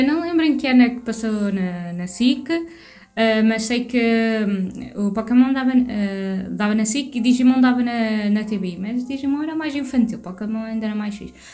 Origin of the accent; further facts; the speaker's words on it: Portugal; Eu sou portuguesa.